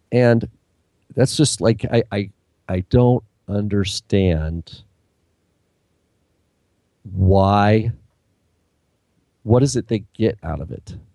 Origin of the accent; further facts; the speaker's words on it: Canada; Trust me, I'm a Canadian here.